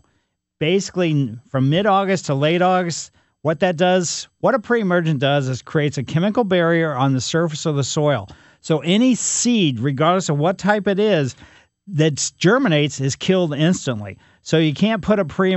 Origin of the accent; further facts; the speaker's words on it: Ellisville, Missouri, United States; growing up in Ellisville, we had a pretty large yard